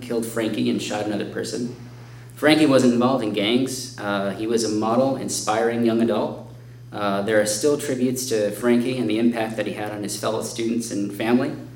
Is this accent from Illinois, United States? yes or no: yes; Chicago, Illinois, United States; my hometown